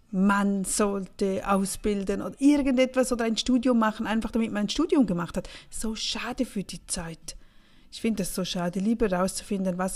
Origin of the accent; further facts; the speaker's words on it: St. Gallen, Switzerland; Aufgewachsen bin ich im Rheintal, St. Galler Rheintal, das ist an der Grenze zu Österreich.